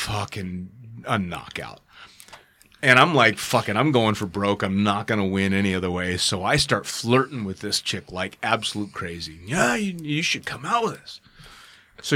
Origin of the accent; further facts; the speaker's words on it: United States; I'm an American